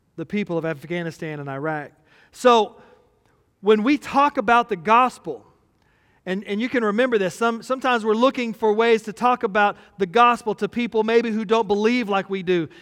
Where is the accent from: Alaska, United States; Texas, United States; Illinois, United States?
Texas, United States; we're from Texas